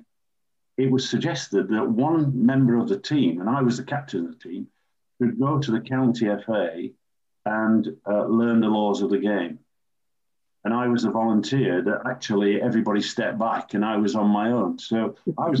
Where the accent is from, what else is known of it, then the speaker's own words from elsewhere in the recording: Sheffield, Yorkshire and the Humber, United Kingdom; as a youngster growing up in Sheffield, city where I was born and still live